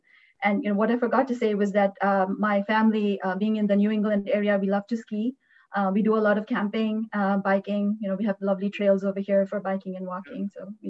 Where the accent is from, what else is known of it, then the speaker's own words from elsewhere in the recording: New Delhi, Delhi, India; moved away as an adult; now in Massachusetts, United States; I'm from New Delhi, born and brought up there.